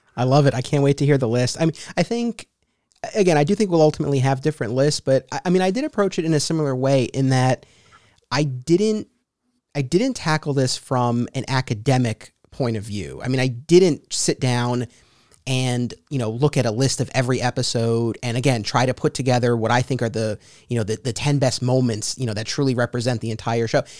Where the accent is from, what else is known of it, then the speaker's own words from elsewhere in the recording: Hartsdale, New York, United States; I grew up in Hartsdale, and that's where I was still living at the time